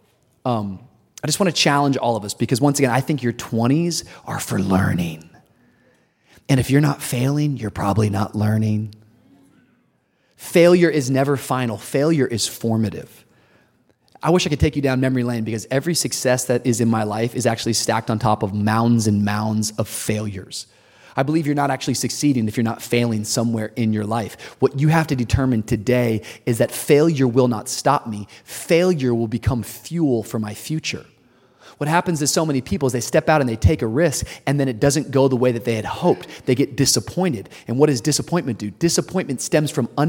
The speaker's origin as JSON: {"language": "English", "town": "Miami", "region": "Florida", "country": "United States", "tie": "born or raised there", "also_born_or_lived": "Tacoma, Washington", "said": "All the way from Tacoma, Washington, the suburbs, into the inner city of Miami"}